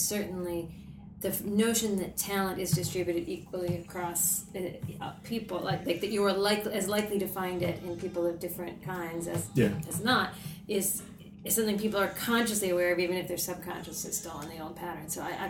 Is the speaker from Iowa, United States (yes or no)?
yes; Ames, Iowa, United States; I'm from Story County, Iowa.